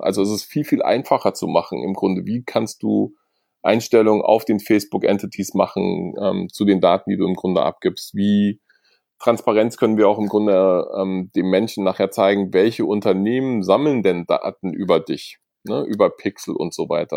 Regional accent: Germany; wir haben als Deutsche

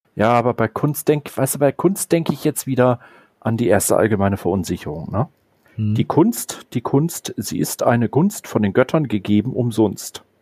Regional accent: Northern Germany, Germany; ich bin Norddeutscher. Bei uns trinkt man zum Beispiel auch Bananenweizen

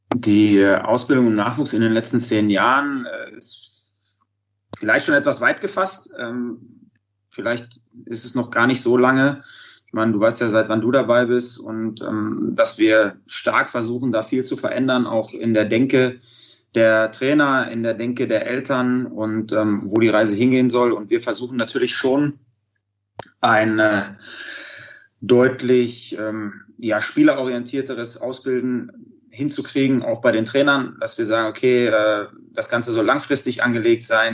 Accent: Dortmund, North Rhine-Westphalia, Germany; also born or lived in Iserlohn; angefangen in, in Dortmund damals, äh, bin gebürtiger Dortmunder

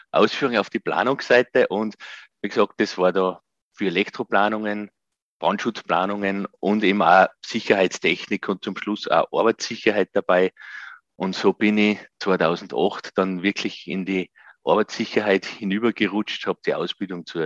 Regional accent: Gosau, Upper Austria, Austria; habe dann ein Nachbar von mir in meinem Heimatort Gosau im Salzkammergut

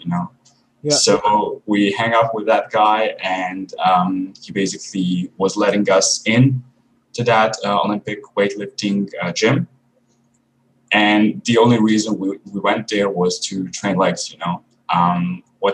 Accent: Croatia; I'm actually from a village in Croatia, which is near a city, which isn't also big

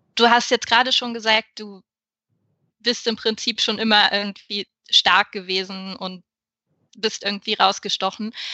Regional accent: Saxony-Anhalt, Germany; ich komme aus einer Großfamilie aus Sachsen-Anhalt mit sehr wenig Geld

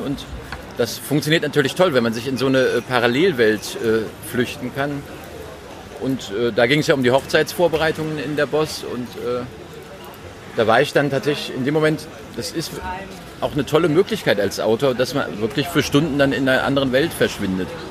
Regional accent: North Rhine-Westphalia, Germany; ich bin auch Rheinländer mit Migrationshintergrund weil meine Eltern ja Westfalen sind.

